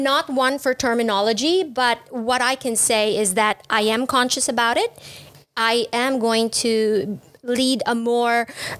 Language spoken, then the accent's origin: English; Philippines; now in Vietnam; being Filipino and having grown up with pork sinigang and lechon